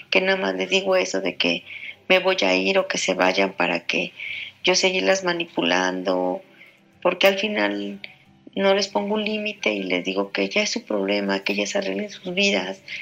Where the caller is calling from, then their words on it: Mexico; Hola Julio … de México.